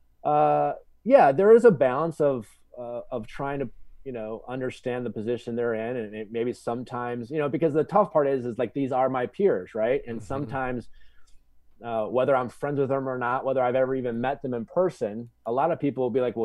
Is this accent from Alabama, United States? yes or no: no; Milwaukee, Wisconsin, United States; now in Los Angeles, United States; I grew up in Wisconsin, Milwaukee